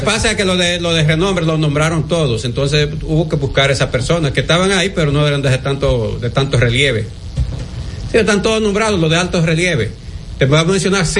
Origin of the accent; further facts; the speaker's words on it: Dominican Republic; yo soy dominicano y quiero mi país